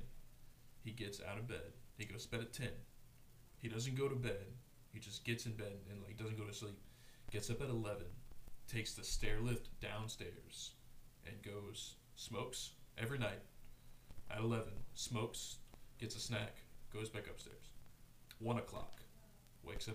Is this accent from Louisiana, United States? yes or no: yes; Houma, Louisiana, United States; I'm from Houma